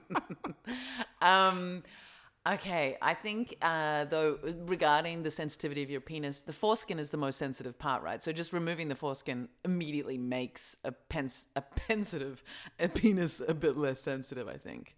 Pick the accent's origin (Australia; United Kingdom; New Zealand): Australia; now in Berlin, Germany; growing up in Australia